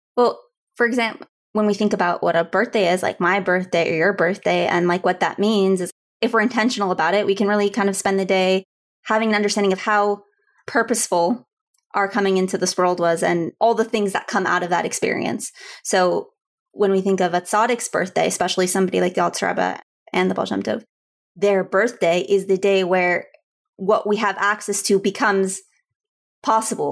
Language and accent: English; Houston, Texas, United States; I grew up in Houston, Texas